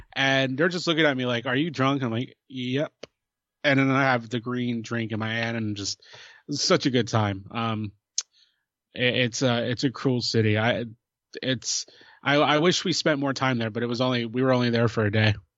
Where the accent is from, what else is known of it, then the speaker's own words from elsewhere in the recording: New Jersey, United States; I'm from New Jersey